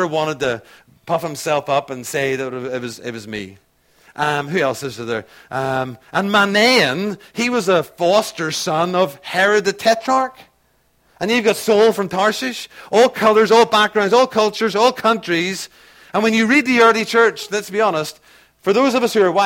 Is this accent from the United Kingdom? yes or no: yes; Belfast, Northern Ireland, United Kingdom; moved away; also born or lived in Isle of Man; I grew up in Belfast, North Belfast